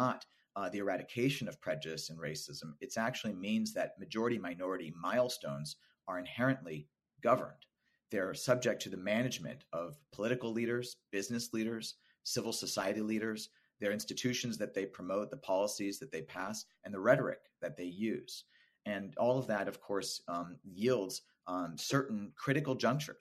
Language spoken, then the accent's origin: English; Los Angeles, California, United States; I grew up in Los Angeles, California, and I went to Los Angeles Unified School District schools